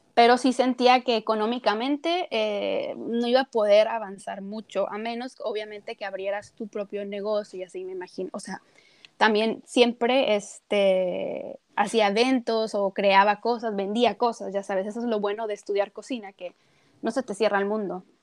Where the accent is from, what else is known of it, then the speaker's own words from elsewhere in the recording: Tijuana, Baja California, Mexico; moved away as an adult; also born or lived in Mexico City / Madrid; now in Paris, France; nací en el DF, pero mis papás se fueron cuando yo tenía dos años de edad. Entonces realmente soy de Tijuana, puedo decir, norteña